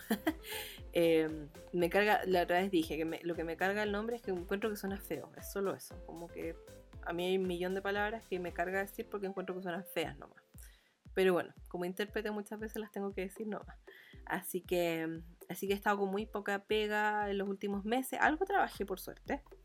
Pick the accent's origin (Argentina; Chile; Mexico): Chile; accent: muy chileno; also born or lived in Providencia, Santiago; mi acento es muy chileno